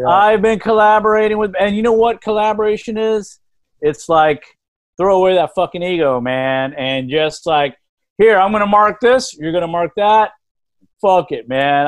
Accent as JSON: {"language": "English", "town": "Lubbock", "region": "Texas", "country": "United States", "tie": "born or raised there", "said": "I grew up in Lubbock, Texas"}